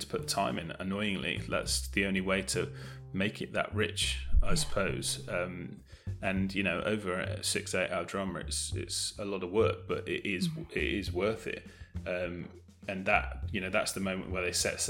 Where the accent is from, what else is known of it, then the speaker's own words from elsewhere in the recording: Bristol, South West England, United Kingdom; I'm from Bristol